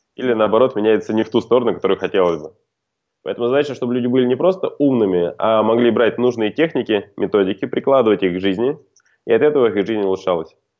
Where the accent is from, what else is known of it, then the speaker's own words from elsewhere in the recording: khutor Zemnyatsky, Volgograd Oblast, Russia; moved away as an adult; now in Moscow, Russia; я сам родом из Волгоградской области, хутора Земняцкого